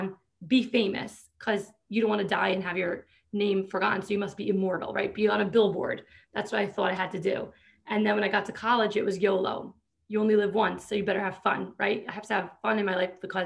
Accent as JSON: {"language": "English", "region": "New York", "country": "United States", "tie": "born or raised there", "said": "I grew up in New York"}